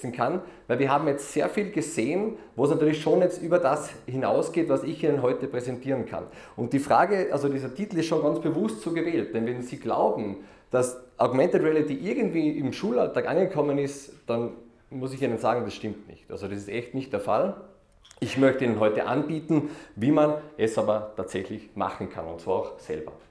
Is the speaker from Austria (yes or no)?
yes; Austria; Ja, ich bin aus Österreich. Ich glaube, das hört man eh schon einmal.